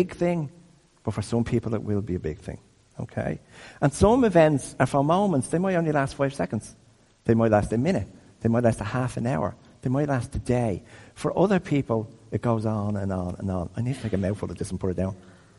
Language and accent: English; Dublin, Leinster, Ireland; I grew up in Crumlin